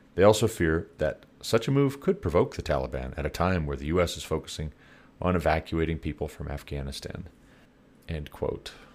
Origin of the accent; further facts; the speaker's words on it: United States; you and I, as American taxpayers